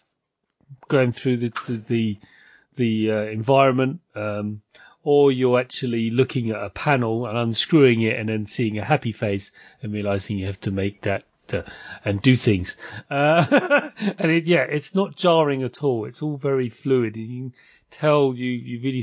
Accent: United Kingdom

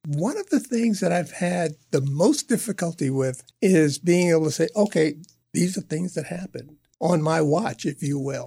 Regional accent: New York City, New York, United States; a youngster growing up in Harlem in New York

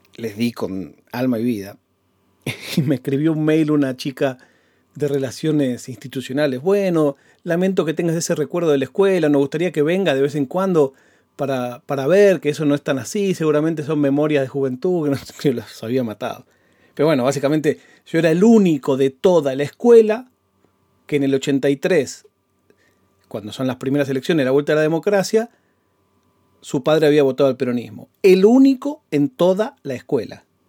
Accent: Banfield, Buenos Aires Province, Argentina; also born or lived in Adrogué; mi casa en Banfield

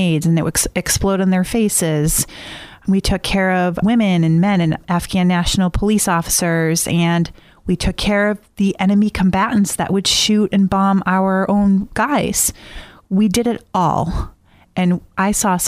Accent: Easton, Massachusetts, United States; I grew up in Easton, Mass.

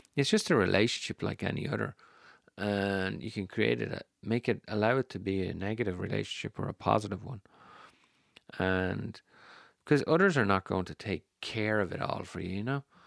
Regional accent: Ireland; I'm Irish. We don't like drawing attention to ourselves, the Irish

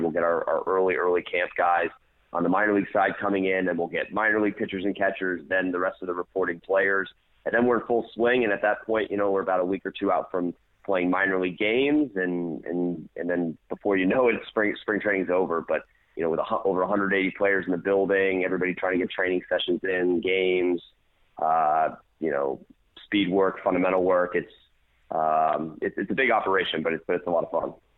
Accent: DeLand, Florida, United States; was in the Deland area. That's my hometown

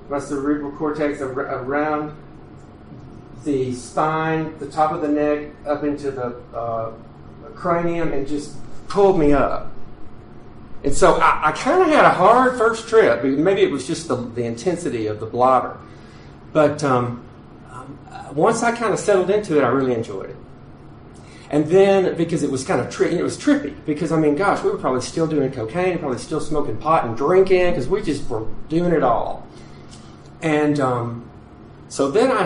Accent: southwest Tennessee, United States; I grew up on a lake in southwest Tennessee

